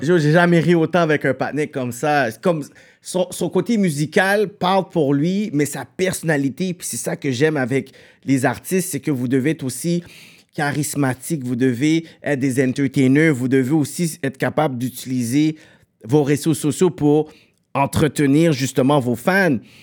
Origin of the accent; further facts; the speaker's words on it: Montreal, Quebec, Canada; on est deux gars de Pierrefonds